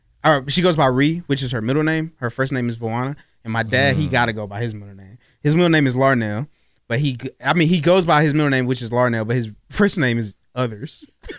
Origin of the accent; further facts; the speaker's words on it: Baltimore, Maryland, United States; I was born in Baltimore, Maryland.